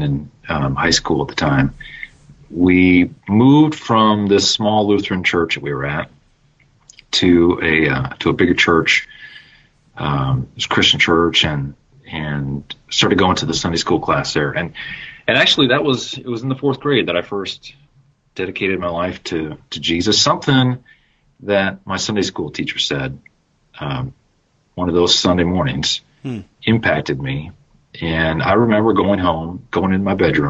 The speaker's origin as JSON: {"language": "English", "region": "Minnesota", "country": "United States", "tie": "born or raised there", "said": "I'm a Minnesota boy, grew up in Minnesota. I still live there today"}